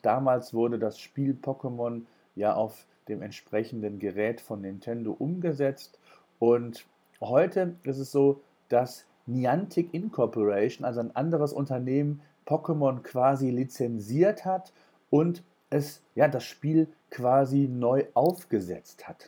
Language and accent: German; Germany; hier bei uns in Deutschland